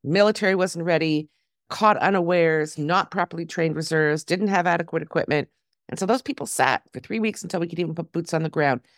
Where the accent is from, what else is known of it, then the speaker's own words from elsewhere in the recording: Toronto, Ontario, Canada; now in Israel; my hometown next week, Toronto